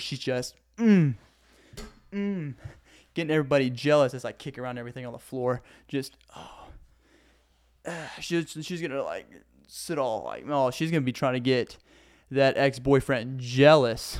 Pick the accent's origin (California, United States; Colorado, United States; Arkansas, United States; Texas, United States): Arkansas, United States; accent: Southern; I'm from Arkansas